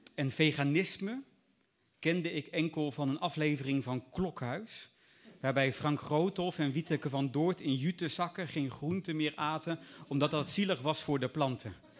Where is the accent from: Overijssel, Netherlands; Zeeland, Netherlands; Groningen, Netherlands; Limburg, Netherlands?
Groningen, Netherlands; Groningen countryside, Netherlands; ik ben opgegroeid op het Groningse platteland tussen boeren.